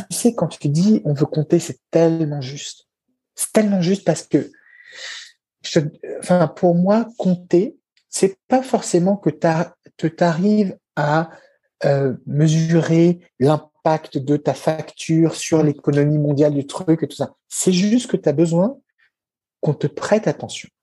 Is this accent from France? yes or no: yes; France; nous, chez nous en France